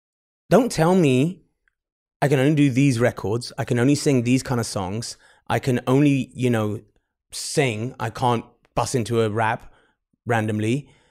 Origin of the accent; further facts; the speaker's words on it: England, United Kingdom; I think a lot of the Asian kids in England growing up, if you're growing up in England, you're listening to, you know, probably R&B and hip hop, which is very common for us.